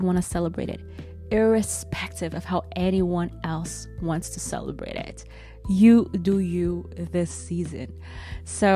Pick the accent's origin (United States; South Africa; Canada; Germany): Germany; born or raised there